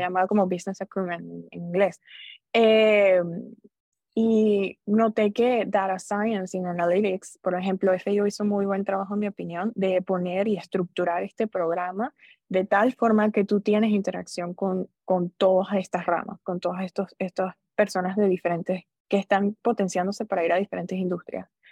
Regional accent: Venezuela; moved away as an adult; also born or lived in Orlando, Florida; now in United States; Soy venezolana, yo me gradué de colegio, fui a la Universidad Central de Venezuela

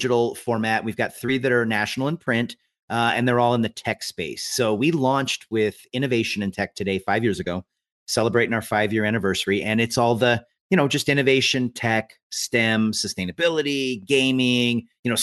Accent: Eastern Washington, United States; I grew up in Eastern Washington

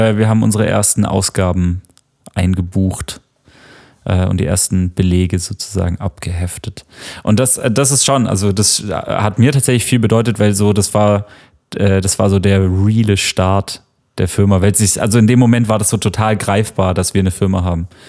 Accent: near Tübingen, Baden-Württemberg, Germany; now in Berlin, Germany; ich komme aus der Nähe von Tübingen was so eine Universitätsstadt ist, die in der Nähe von Stuttgart liegt.

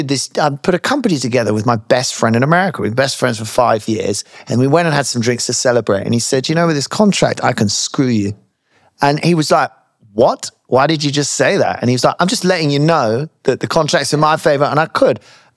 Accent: United Kingdom; as Brits generally

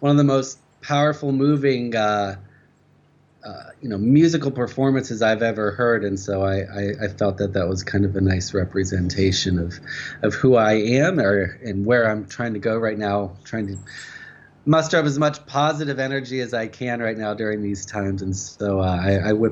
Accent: Ohio, United States; moved away as an adult; now in Japan; I'm from the United States, born and raised in the state of Ohio. Moved to Japan back in 2009

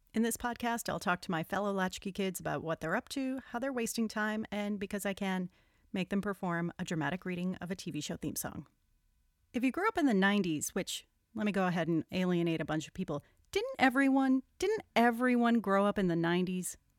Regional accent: Rhode Island, United States; now in New York, United States; I'm from Rhode Island. I've now oh. lived in New York longer than I lived in Rhode Island.

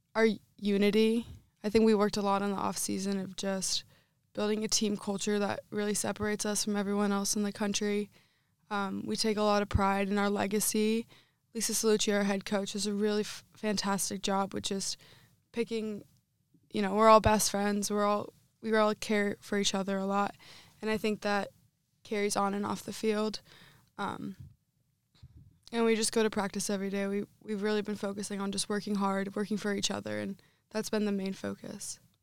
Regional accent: Northeastern Pennsylvania, United States; moved away as an adult; now in Iowa, United States; Growing up in my area, um, I'm from Northeastern Pennsylvania, so every high school had it

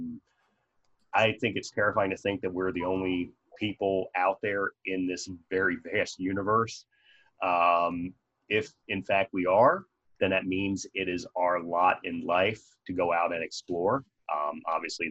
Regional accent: Maryland, United States; accent: Maryland; That's my Maryland accent coming out, water.

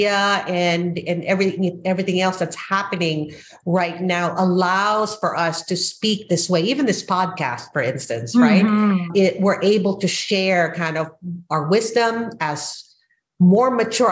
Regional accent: Philippines; moved away as an adult; now in United States; I am an immigrant from the Philippines who moved to the United States as a mature adult at 27

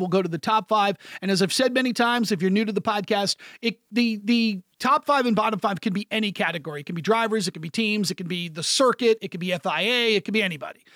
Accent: United States; as an American broadcaster

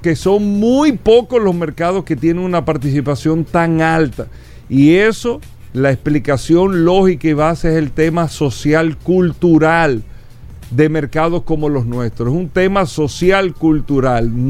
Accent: Dominican Republic; nosotros los dominicanos

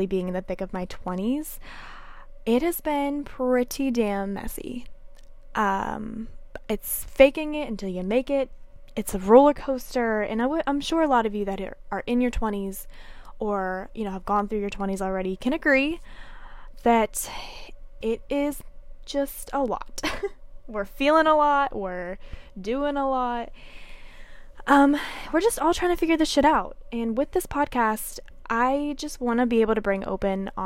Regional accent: Pennsylvania, United States; moved away as an adult; now in Nashville, United States; I moved here from Pennsylvania, which is where I was born and raised

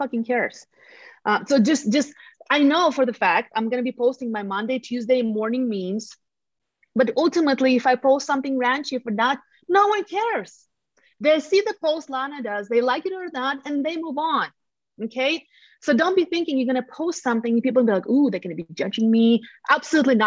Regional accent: Latvia; English is a second language; moved away as an adult; now in Colorado Springs, United States; I'm from Eastern Europe, from the country of Latvia

